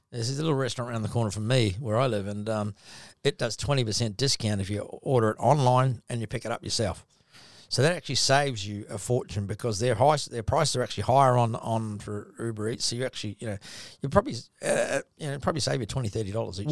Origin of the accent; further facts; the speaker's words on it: New Zealand; now in Gold Coast, Australia; I'm a Kiwi